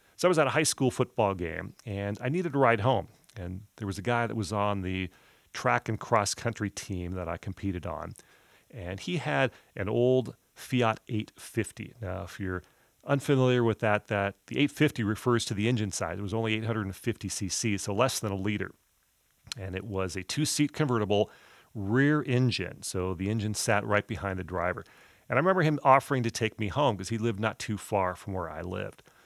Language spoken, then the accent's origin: English; Southern California, United States; I grew up in Southern California in a very traditional, middle-class, track home neighborhood